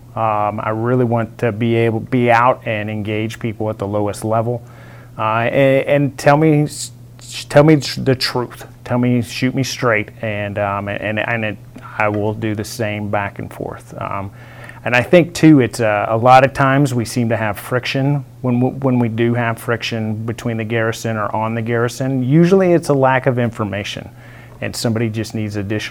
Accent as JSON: {"language": "English", "region": "West Texas", "country": "United States", "tie": "born or raised there", "moved": "yes", "lives_now": "Fort Riley, United States", "said": "I grew up in West Texas."}